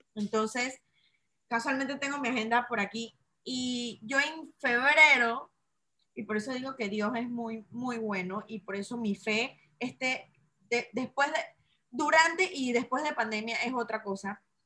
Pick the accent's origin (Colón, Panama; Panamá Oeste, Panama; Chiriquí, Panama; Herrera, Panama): Herrera, Panama; Chitré; moved away; pandemia me agarra en mi ciudad natal. Yo nací en una ciudad que se llama Chitré, que está a tres horas y media de Panamá